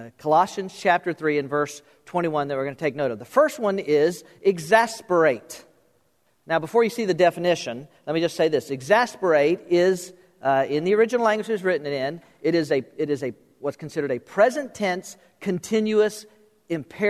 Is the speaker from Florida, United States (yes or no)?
yes; South Florida, United States; I was born and raised in South Florida